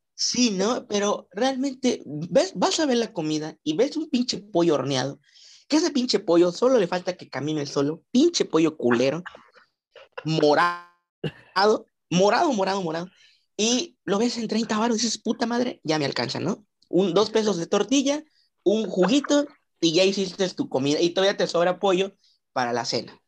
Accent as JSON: {"language": "Spanish", "country": "Mexico", "said": "como buen mexicano"}